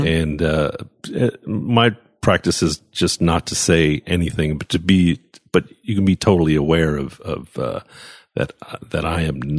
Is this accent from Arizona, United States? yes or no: yes; Phoenix, Arizona, United States; I'm from Phoenix, or I spent my formative years in Phoenix